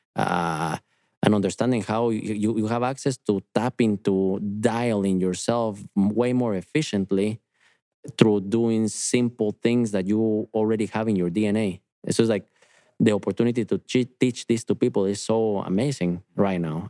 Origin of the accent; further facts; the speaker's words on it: Guatemala; moved away; I am from Guatemala, and I've been in front of volcanoes growing up